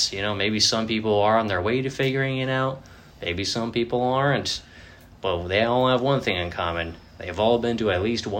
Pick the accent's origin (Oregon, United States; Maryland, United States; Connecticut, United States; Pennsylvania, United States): Connecticut, United States; Yeah, right? I'm from Connecticut. Yeah. And all this happened when I was in New Hampshire.